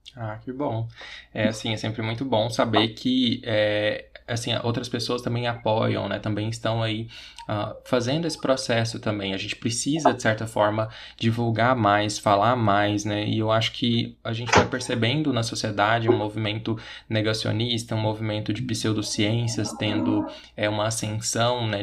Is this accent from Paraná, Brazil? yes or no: no; Goiás, Brazil; Eu sou daqui de Goiás